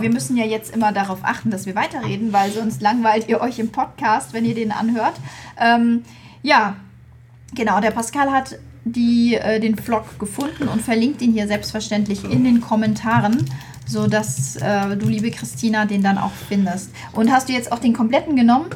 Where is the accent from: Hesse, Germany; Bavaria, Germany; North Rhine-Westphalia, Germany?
Hesse, Germany; Flörsheim am Main; ich bin geboren in Flörsheim am Main